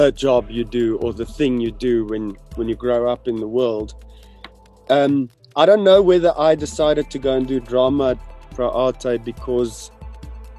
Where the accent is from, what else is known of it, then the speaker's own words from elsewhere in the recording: Pretoria, Gauteng, South Africa; I grew up in the Moot